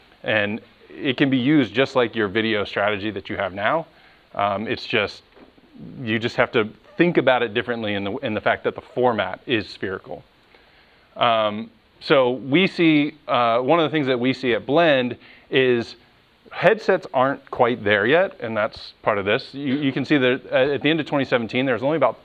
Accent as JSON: {"language": "English", "town": "Ocala", "region": "Florida", "country": "United States", "tie": "born or raised there", "also_born_or_lived": "Los Angeles", "moved": "as an adult", "said": "I was born and raised here in Ocala, went to Vanguard High School"}